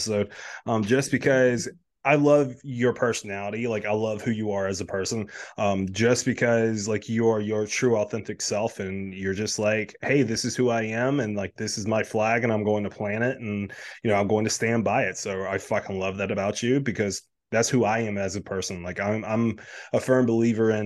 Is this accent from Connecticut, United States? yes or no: no; South Carolina, United States; moved away as an adult; now in Delaware, United States; me originally being from South Carolina, the Greek population is not that big in South Carolina. We moved up here to Delaware about a year ago